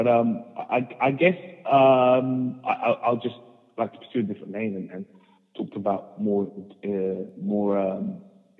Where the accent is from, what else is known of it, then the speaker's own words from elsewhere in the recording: London, United Kingdom; also born or lived in Luanda, Angola; I was born in Angola, Luanda in the 1980s, and I came here when I was two to London, and I've been in London ever since.